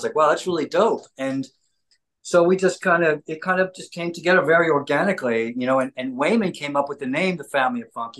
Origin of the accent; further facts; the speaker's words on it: Philadelphia, Pennsylvania, United States; now in Los Angeles, United States; I'm from Philly. So we got the East Coast thing